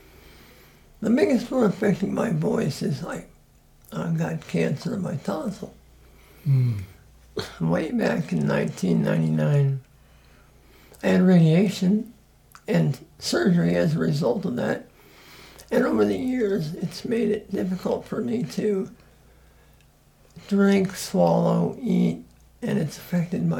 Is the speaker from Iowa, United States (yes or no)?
yes; Des Moines, Iowa, United States; I was born in Des Moines and raised in Des Moines